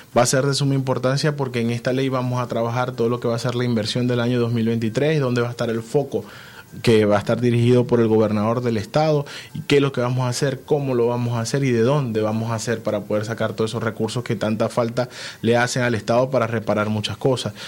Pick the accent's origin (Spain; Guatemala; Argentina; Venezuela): Venezuela; nosotros como venezolanos